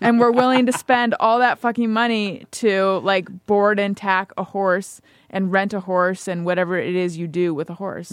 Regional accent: Orange County, California, United States; I grew up in Orange County

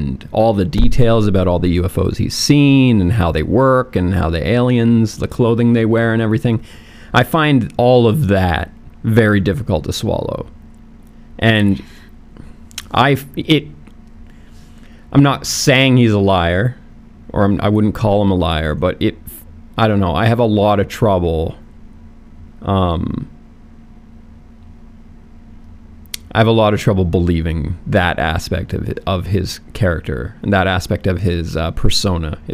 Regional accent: Canada; I am Canadian, so, you know, I love my Canadian roots

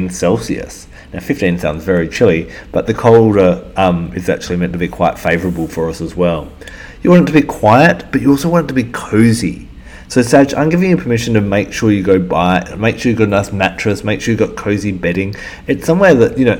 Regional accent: Perth, Western Australia, Australia; moved away as an adult; also born or lived in Melbourne; I'm from Perth

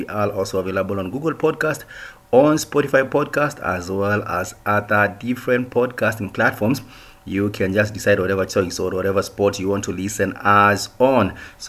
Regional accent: Kenya

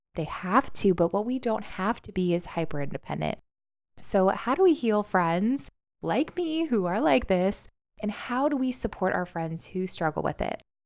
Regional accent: New York City, New York, United States; as a New Yorker

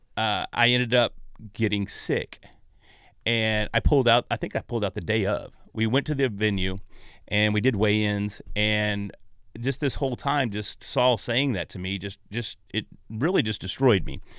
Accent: North Texas, United States; accent: Texas; moved away; I was from North Texas, and there weren't a lot of big gyms. There were no big gyms in North Texas at the time. Now there's Jiu-Jitsu all over where I'm from

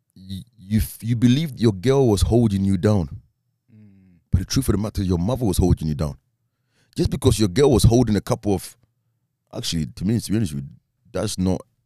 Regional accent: Ghana; I'm Ghanaian

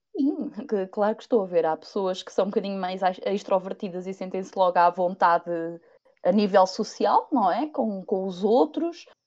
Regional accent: Viseu, Portugal; tenho 30 anos, sou de Viseu

